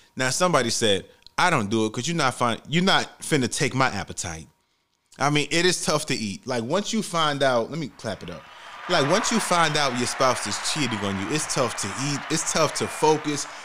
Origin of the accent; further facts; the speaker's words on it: New York City, New York, United States; growing up in the Bronx, New York